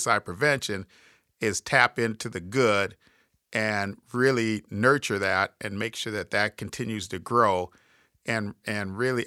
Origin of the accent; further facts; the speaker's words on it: Minnesota, United States; accent: Minnesota; my Minnesota accent